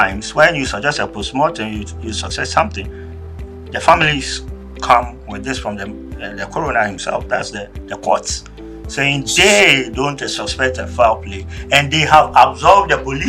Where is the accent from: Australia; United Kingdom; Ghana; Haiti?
Ghana; being Ghanaian